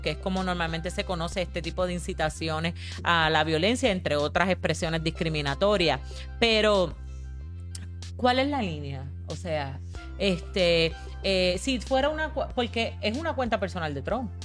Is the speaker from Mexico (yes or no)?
no; Caguas, Puerto Rico; yo soy de Caguas